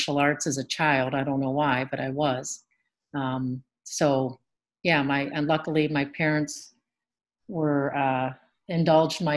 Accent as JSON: {"language": "English", "region": "Pennsylvania", "country": "United States", "tie": "born or raised there", "moved": "as an adult", "lives_now": "Milwaukee, United States", "said": "I grew up in Pennsylvania. I moved here to Milwaukee"}